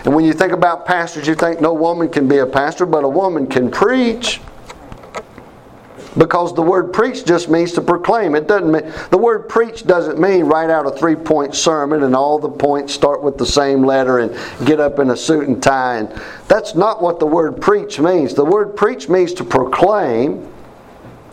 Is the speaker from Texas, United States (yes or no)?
no; Mount Airy, North Carolina, United States; also born or lived in Winston-Salem, North Carolina; I was raised in Mount Airy, North Carolina